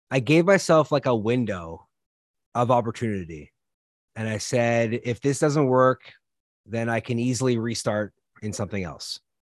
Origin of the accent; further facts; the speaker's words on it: Canada; moved away; I'm originally from Canada